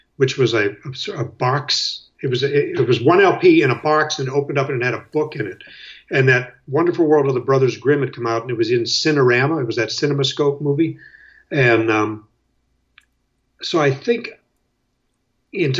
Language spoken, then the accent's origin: English; Erie, Pennsylvania, United States; also born or lived in Chicago, Illinois; now in Greenwich, New York, United States; I was born in Chicago, then we moved to Erie when I was about two